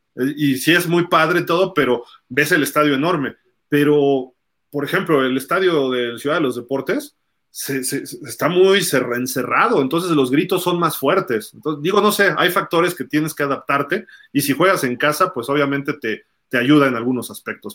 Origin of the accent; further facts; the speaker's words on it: Mexico City, Mexico; yo soy chilango